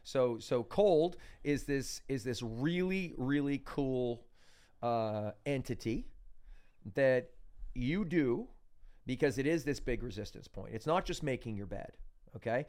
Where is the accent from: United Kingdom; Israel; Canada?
Canada; I'm from Canada